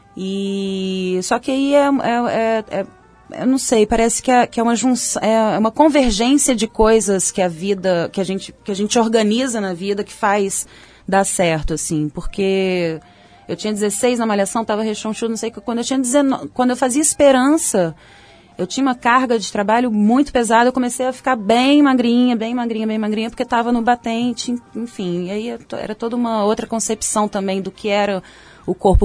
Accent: Belo Horizonte, Minas Gerais, Brazil; moved away; also born or lived in Salvador; minha adolescência em BH foi super tranquila

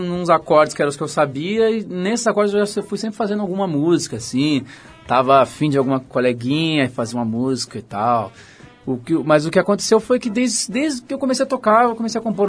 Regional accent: Porto Alegre, Rio Grande do Sul, Brazil; moved away as an adult; now in São Paulo, Brazil; de onde eu nasci, de onde eu morei lá em Porto Alegre

